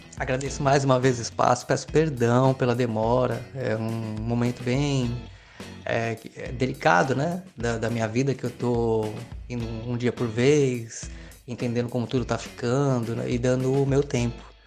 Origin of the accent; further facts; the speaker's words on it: Cananéia, São Paulo, Brazil; sou de Cananéia, São Paulo